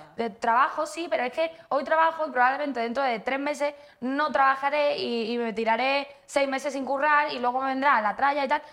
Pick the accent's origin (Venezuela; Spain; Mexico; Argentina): Spain; Seville, Andalusia; now in Madrid, Spain; yo soy de Sevilla, pero vivo aquí en Madrid